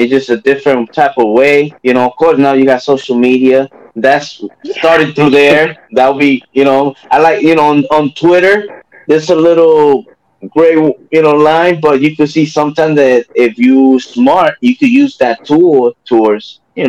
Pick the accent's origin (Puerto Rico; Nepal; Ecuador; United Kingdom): Puerto Rico; And I'm from Puerto Rico